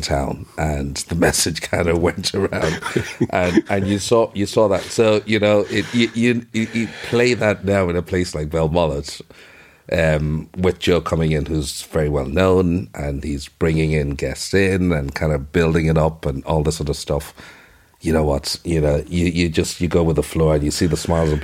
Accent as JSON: {"language": "English", "country": "Nigeria", "tie": "born or raised there", "moved": "yes", "lives_now": "Ireland", "said": "I remember growing up in Nigeria"}